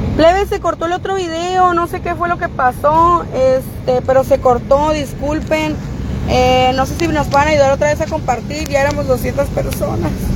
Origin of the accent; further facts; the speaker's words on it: San Luis Río Colorado, Sonora, Mexico; somos de San Luis Río Colorado, Sonora